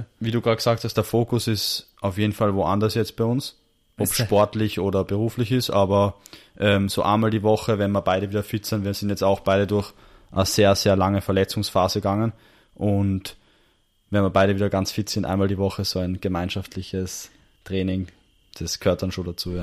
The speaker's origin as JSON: {"language": "German", "region": "Salzburg", "country": "Austria", "moved": "yes", "lives_now": "Vienna, Austria", "said": "ich bin ursprünglich aus Salzburg, ja. aber bin jetzt quasi auch so halber Wiener"}